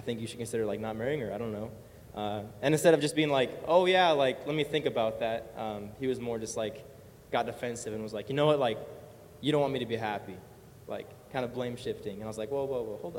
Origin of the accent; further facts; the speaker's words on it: California, United States; I was born here in California, born and raised